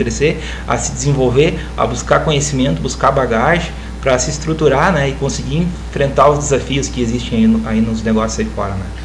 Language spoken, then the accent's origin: Portuguese; Campo Bom, Rio Grande do Sul, Brazil; sou de Campo Bom